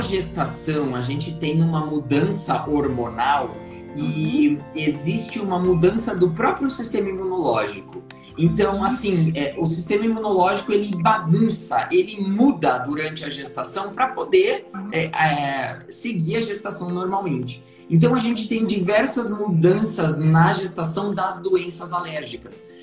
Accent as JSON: {"language": "Portuguese", "region": "interior of Paraná", "country": "Brazil", "tie": "born or raised there", "also_born_or_lived": "Curitiba / São Paulo", "moved": "as an adult", "lives_now": "Porto Alegre, Brazil", "said": "eu sou natural do interior do Paraná"}